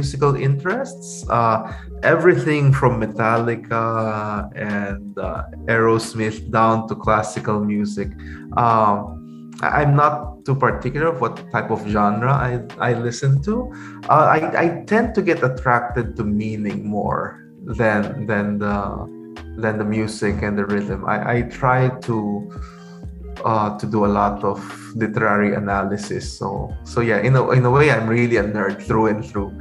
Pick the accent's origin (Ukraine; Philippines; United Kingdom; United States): Philippines; San Fernando, Central Luzon; also born or lived in Manila; now in Bacolod, Philippines; I grew up in San Fernando, Pampanga